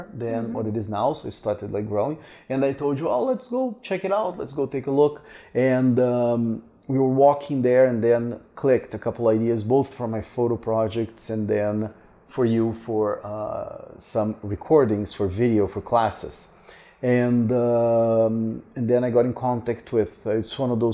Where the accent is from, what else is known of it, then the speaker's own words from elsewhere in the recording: Curitiba, Paraná, Brazil; moved away; from Curitiba, which is my... I was not born here, but I consider this my hometown